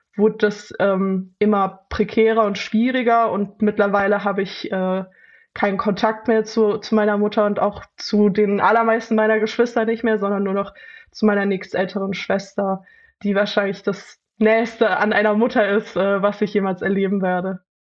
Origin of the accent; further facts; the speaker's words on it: Leipzig, Saxony, Germany; Ich bin in Leipzig aufgewachsen